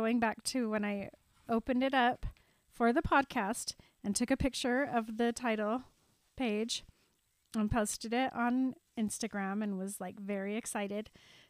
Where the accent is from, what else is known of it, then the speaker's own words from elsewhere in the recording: Utah, United States; And we're from